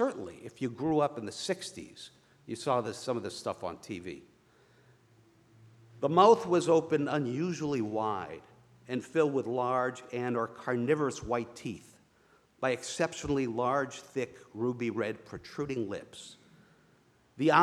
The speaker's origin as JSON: {"language": "English", "area": "outside of Boston", "region": "New Hampshire", "country": "United States", "tie": "born or raised there", "said": "I grew up in New Hampshire, outside of Boston."}